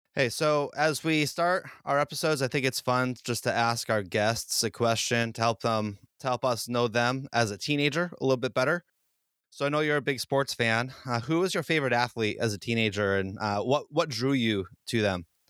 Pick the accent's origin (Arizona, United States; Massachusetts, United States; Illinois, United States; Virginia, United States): Massachusetts, United States; Boston; I'm from the Boston area